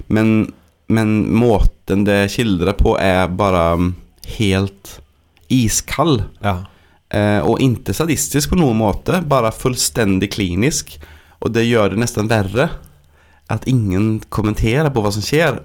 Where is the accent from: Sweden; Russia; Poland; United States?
Sweden; Norwegian is a second language; moved away; jeg er svensk